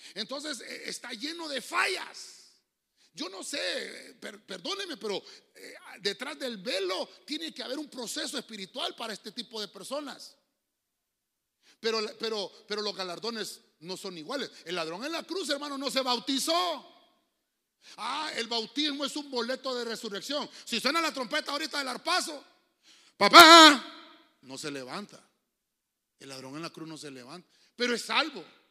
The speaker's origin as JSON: {"language": "Spanish", "country": "Honduras", "tie": "born or raised there", "said": "nací en Honduras"}